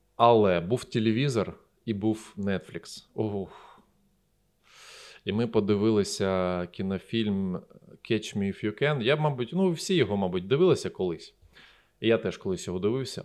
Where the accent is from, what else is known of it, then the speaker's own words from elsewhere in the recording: Eastern Ukraine, Ukraine; Я з Востока